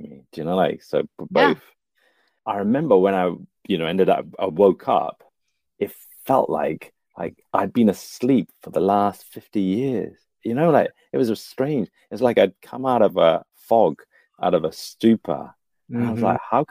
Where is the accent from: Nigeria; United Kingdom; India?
India; I'm Indian.